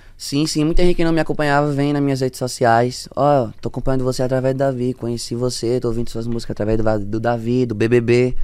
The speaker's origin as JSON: {"language": "Portuguese", "town": "Tobias Barreto", "region": "Sergipe", "country": "Brazil", "tie": "born or raised there", "said": "minha cidade, Tobias Barreto, um beijo especial pra galera de Tobias Barreto, meu Sergipe"}